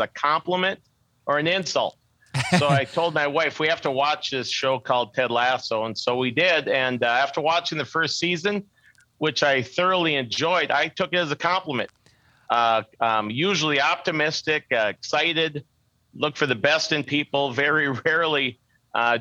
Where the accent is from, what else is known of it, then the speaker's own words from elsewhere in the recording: Minneota, Minnesota, United States; I grew up in a small town, southwest Minnesota, by the name of Minneota